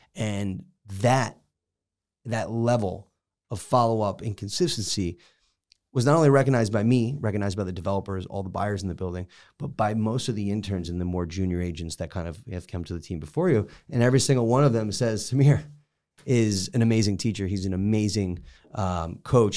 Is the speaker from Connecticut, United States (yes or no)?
yes; Connecticut, United States; moved away; I'm from Connecticut